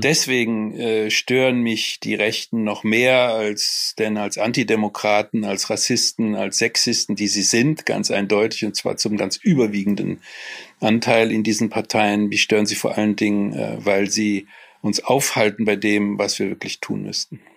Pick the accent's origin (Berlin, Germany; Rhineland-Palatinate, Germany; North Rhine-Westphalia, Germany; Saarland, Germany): North Rhine-Westphalia, Germany; Cologne; also born or lived in Frankfurt; Ich bin natürlich Kölner